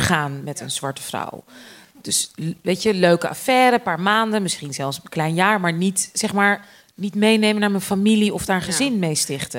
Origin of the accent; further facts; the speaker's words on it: Amstelveen, North Holland, Netherlands; opgegroeid in Amstelveen